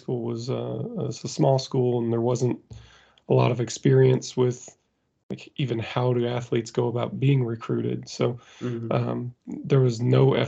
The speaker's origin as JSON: {"language": "English", "region": "Indiana", "country": "United States", "tie": "born or raised there", "said": "I grew up in Indiana in the U.S. It was just kind of a fairly rural area"}